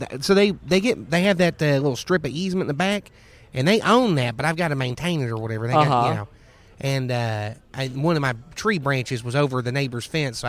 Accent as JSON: {"language": "English", "town": "Orlando", "region": "Florida", "country": "United States", "lives_now": "Sanford, United States", "said": "I'm from Orlando."}